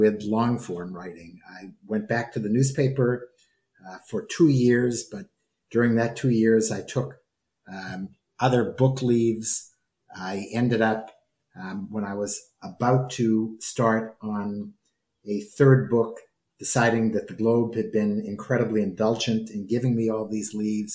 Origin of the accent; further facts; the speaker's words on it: New England, United States; moved away as an adult; also born or lived in Alabama / Louisville, Kentucky / Boston; I come from New England